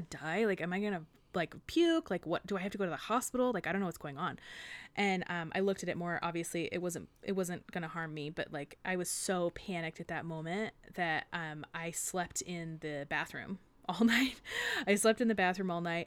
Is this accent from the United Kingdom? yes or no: no; United States; I grew up in the Sierras